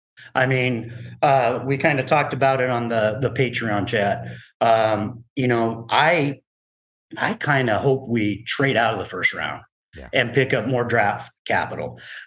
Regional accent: Durango, Colorado, United States; So in 1988, I moved from Durango, Colorado, to a small town in Imperial Valley, California, called Calipatria.

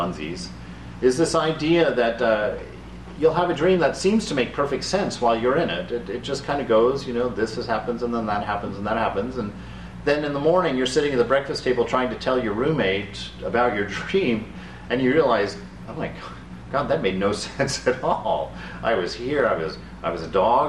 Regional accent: Germany; moved away; also born or lived in Abilene, Texas; I grew up in Germany

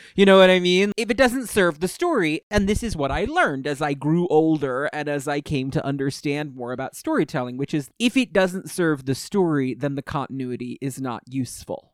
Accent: Westchester, New York, United States; I was growing up in Westchester

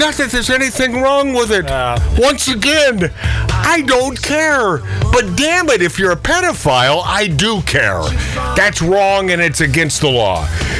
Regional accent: Pacific Northwest, United States

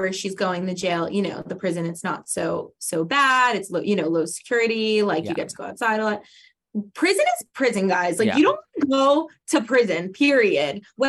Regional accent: New Jersey, United States; moved away; also born or lived in Manhattan, New York; I'm from Jersey, but I lived in Manhattan for 10 years.

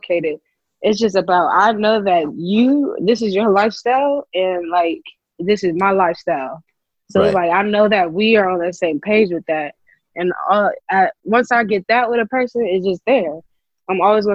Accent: Columbus, Ohio, United States; I'm from Columbus, Ohio.

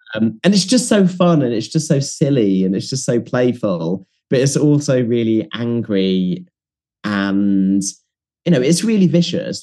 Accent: Leeds, Yorkshire and the Humber, United Kingdom; I grew up in Leeds

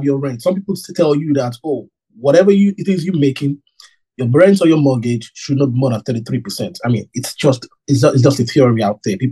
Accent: Nigeria; moved away; I grew up in Nigeria.

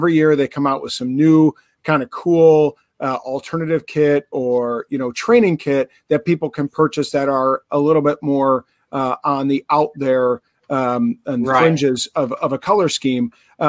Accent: Chicago, Illinois, United States; you guys know I'm from Chicago, right?

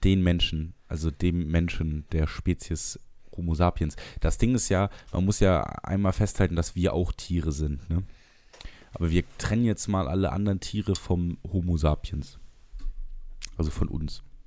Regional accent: Trier, Rhineland-Palatinate, Germany; ich bin aus Trier

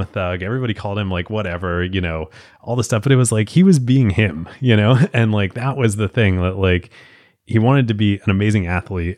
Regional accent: Philadelphia, Pennsylvania, United States; I grew up in Philadelphia, like, watching Allen Iverson

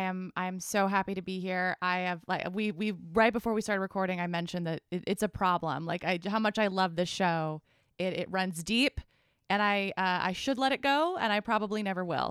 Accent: Boulder, Colorado, United States; I grew up in Boulder, Colorado

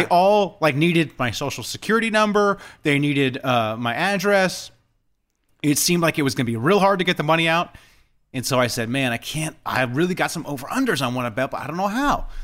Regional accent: California, United States; I'm born and raised in Cali

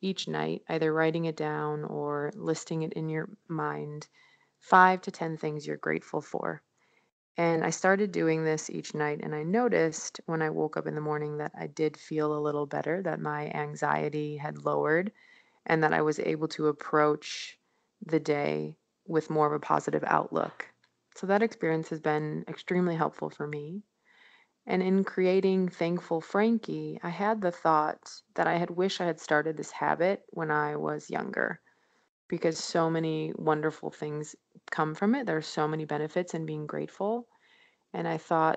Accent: Chicago, Illinois, United States; moved away as an adult; now in Los Angeles, United States; I'm from Chicago, Illinois, originally

